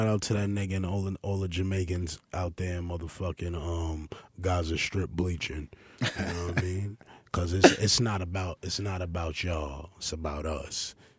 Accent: Honduras; You know, Honduras. Yeah. I'm from Honduras. I identify as black

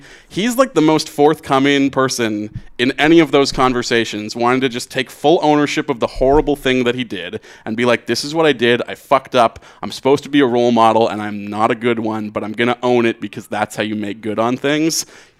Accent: Buffalo, New York, United States; Mine is every segment because I'm from Buffalo.

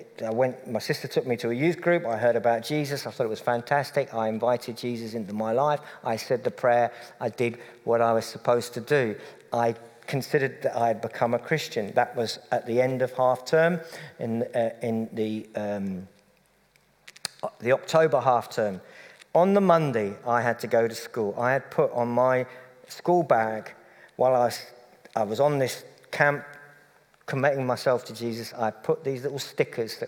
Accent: Cambridge, East of England, United Kingdom; moved away; I come from Cambridge, the home of appalling football

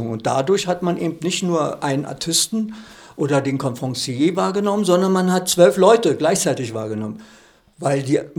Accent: Berlin, Germany; moved away as an adult; also born or lived in Füssen / Augsburg; ich bin ja schon seit äh, ja, 23 Jahren wohne ich ja nicht mehr in Berlin.

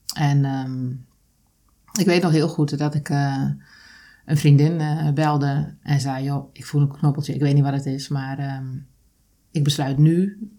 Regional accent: Drenthe, Netherlands; moved away; also born or lived in Zoeterwoude; dat kan ik alleen zijn in Drenthe, waar ik ben groot geworden, waar ik ben opgegroeid

